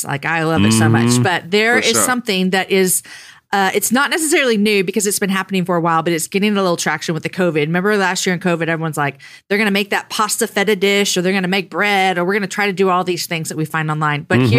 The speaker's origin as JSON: {"language": "English", "region": "Texas", "country": "United States", "tie": "born or raised there", "said": "I am a Texan. I've lived here my whole life"}